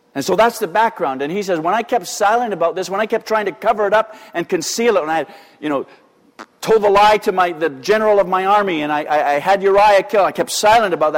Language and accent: English; Canada; we're quintessentially Canadian